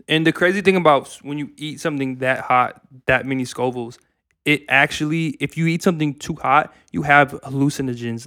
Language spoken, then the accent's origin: English; Minnesota, United States; we're from Minnesota